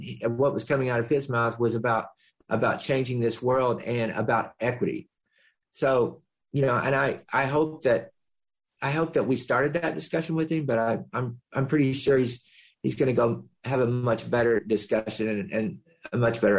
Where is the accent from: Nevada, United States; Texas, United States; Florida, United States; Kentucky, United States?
Kentucky, United States; moved away as an adult; now in Marin County, United States; We're from, you know, we live in Marin County in a very privileged, mostly white community. We come from Kentucky. We moved here. We moved here about 14 years ago.